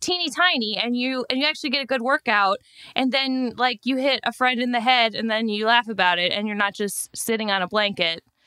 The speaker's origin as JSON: {"language": "English", "town": "Chicago", "region": "Illinois", "country": "United States", "moved": "yes", "lives_now": "New York City, United States", "said": "I'm from Chicago"}